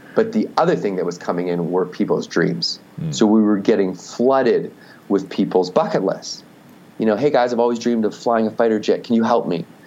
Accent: Victoria, British Columbia, Canada; I grew up in Canada, so was, I was in Victoria, BC.

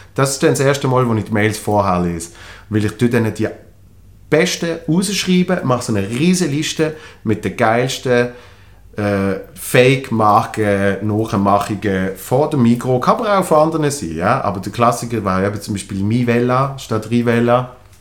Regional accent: Switzerland; als Schweizer

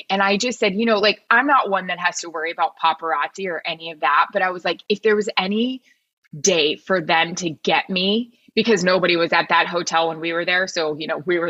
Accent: Florida, United States; Like I am from Florida

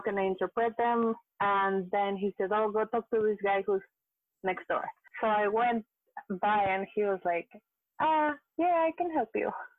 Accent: Mexico; moved away as an adult; now in Montreal, Canada; I am from Mexico. I came to Canada. I live in Montreal currently

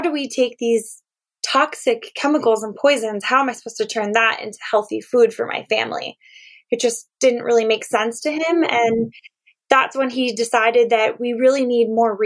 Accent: Lancaster, Pennsylvania, United States; I'm from Lancaster, Pennsylvania, which is usually known as Amish country

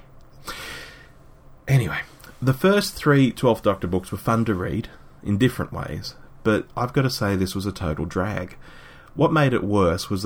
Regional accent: Sydney, New South Wales, Australia; my hometown of Sydney

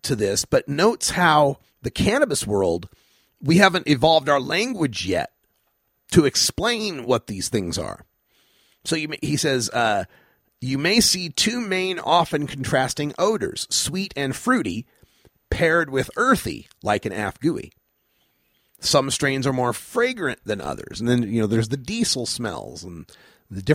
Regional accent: Idaho, United States; I'm from Idaho where we had two strains, got some and don't.

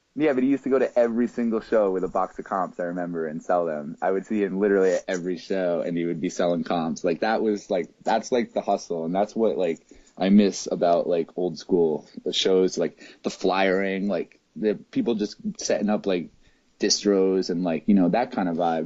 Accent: Rockaway, New Jersey, United States; moved away; also born or lived in Seattle; Rockaway is totally a cool place. It was a great place to grow up, uh, but I'm very glad I don't live there now

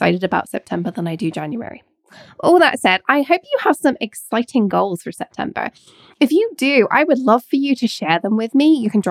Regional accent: England, United Kingdom; now in Scotland, United Kingdom; I live in Scotland and I was born in Scotland, I went to school in England, spent most of my childhood in England

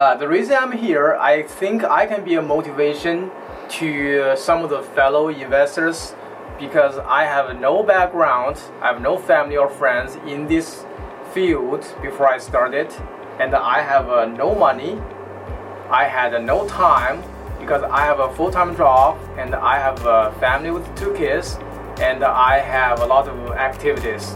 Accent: China; moved away as an adult; also born or lived in Houston; now in Oklahoma City, United States; I was, uh, uh, born and raised in China

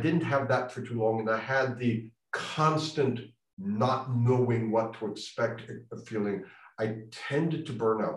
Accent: United States; as an American

